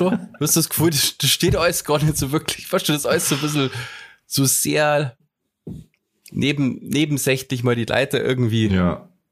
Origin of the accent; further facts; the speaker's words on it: Germany; bei uns in Deutschland